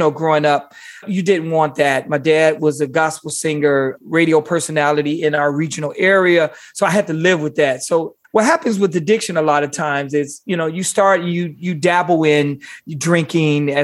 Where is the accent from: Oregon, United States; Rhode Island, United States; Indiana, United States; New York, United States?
Indiana, United States; Gary; moved away as an adult; also born or lived in Montana / Las Vegas; I'm a kid from Gary. Gary is predominantly African-American